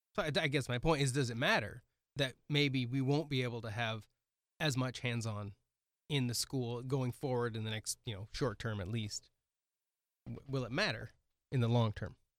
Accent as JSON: {"language": "English", "region": "Oregon", "country": "United States", "tie": "born or raised there", "moved": "yes", "lives_now": "Milbank, United States", "said": "I grew up in Oregon"}